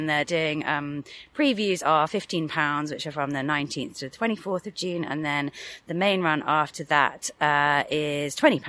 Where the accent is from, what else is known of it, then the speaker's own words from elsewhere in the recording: United Kingdom; Come on, we're British.